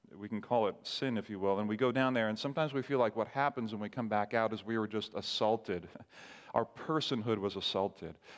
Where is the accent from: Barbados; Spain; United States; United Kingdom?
Barbados; moved away; I grew up in the Caribbean island called Barbados